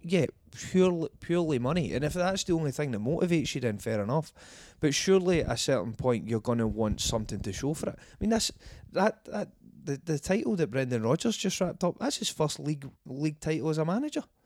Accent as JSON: {"language": "English", "region": "Scotland", "country": "United Kingdom"}